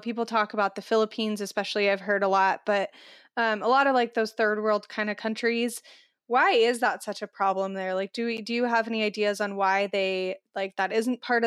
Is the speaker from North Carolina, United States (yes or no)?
no; Phoenix, Arizona, United States; now in Kansas City, United States; I live in Kansas City, which is literally smack dab in the middle of the United States. And I grew up in Phoenix